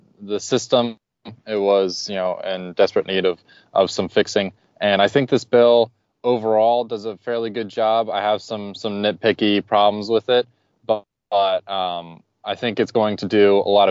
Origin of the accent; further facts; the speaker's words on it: Dayton, Ohio, United States; Being from Dayton, Ohio, which is the number one city worst hit by the opioid crisis